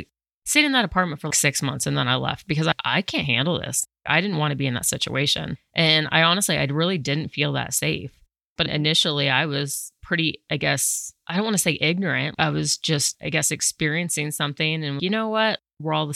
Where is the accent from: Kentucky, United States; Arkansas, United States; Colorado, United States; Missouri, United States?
Colorado, United States; moved away as an adult; also born or lived in New York City; born and raised in Colorado, it's predominantly white